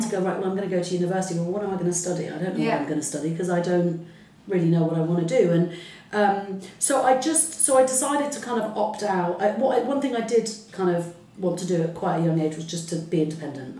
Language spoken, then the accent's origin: English; Salisbury, South West England, United Kingdom; first language Arabic; English is a second language; also born or lived in Heliopolis, Cairo, Egypt; we came to a very kind of uh, sort of lovely white middle class mm-hmm. uh, town called Salisbury in Wiltshire